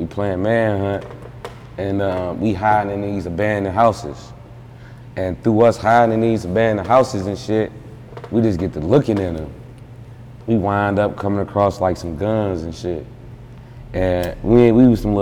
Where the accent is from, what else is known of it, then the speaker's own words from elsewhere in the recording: Detroit, Michigan, United States; I'm from Detroit